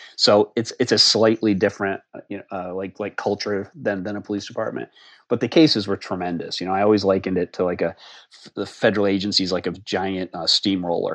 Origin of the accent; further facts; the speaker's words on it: Harvard, Massachusetts, United States; moved away as an adult; also born or lived in Boston, Massachusetts; now in Alexandria, Virginia, United States; I grew up in the little town of Harvard, Massachusetts, which is about 30 miles west of Boston